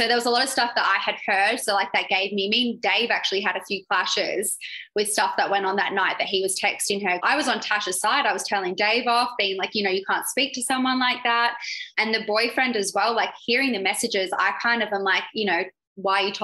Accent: Australia; I'm from Australia.

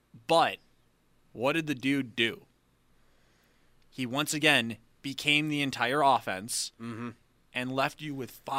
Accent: Canada; It's the Canadian in me that apologizes all the time

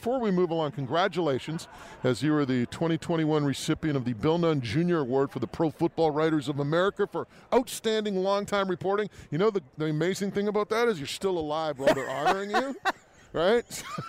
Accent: New Westminster, British Columbia, Canada; my hometown in New Westminster

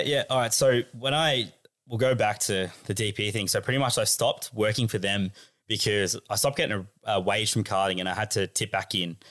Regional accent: Australia; as a Aussie kid

